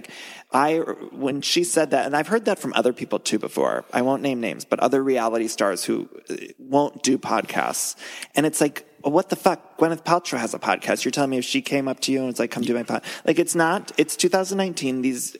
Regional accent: Ohio, United States; now in Los Angeles, United States; because I'm from Ohio

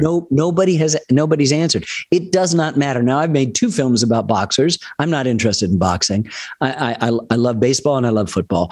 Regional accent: Ann Arbor, Michigan, United States; I grew up in Ann Arbor

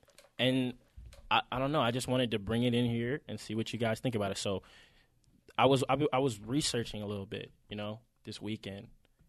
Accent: Atlanta, Georgia, United States; If you can't tell, we're obviously from Atlanta, all three of us.

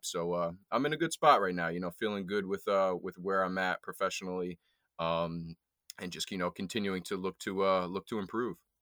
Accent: Highland, New York, United States; also born or lived in New Paltz / Poughkeepsie; I'm from the Hudson Valley area, um, grew up between kinda Highland, New Paltz, Poughkeepsie area

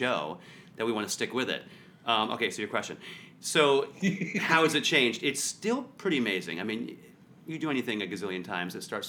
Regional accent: Canada; I have a story about, I'm from Canada.

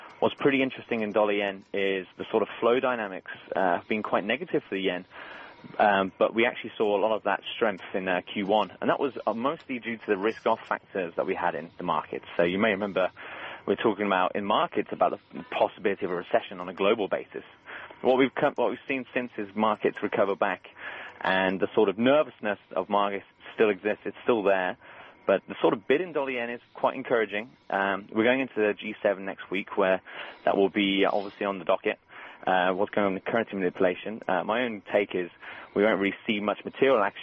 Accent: Birmingham, West Midlands, United Kingdom; I'm from Birmingham, so I'm an Aston Villa fan

